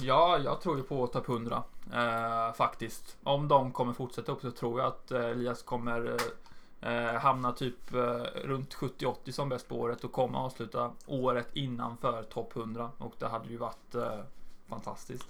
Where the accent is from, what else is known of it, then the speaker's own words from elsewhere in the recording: Jönköping, Jönköping County, Sweden; min hemstad